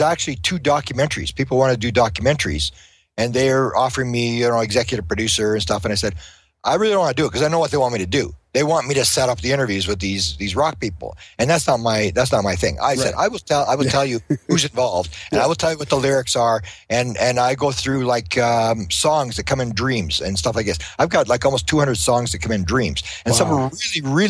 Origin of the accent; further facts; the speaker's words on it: Winnipeg, Manitoba, Canada; I'm from Winnipeg.